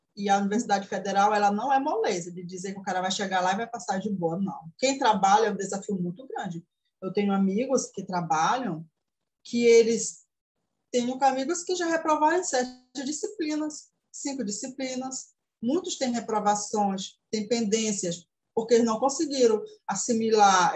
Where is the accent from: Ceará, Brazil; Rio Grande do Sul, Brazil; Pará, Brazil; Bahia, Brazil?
Pará, Brazil; Tomé-Açu; Sou da cidade de Tomeaçu, interior do Pará, próximo aproximadamente 200 quilômetros de Belém, capital.